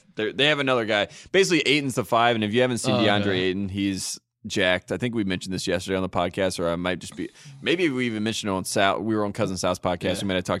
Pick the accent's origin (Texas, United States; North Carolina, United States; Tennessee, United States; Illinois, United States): North Carolina, United States; Henderson; I grew up in Henderson, North Carolina, which is right next to Durham, North Carolina.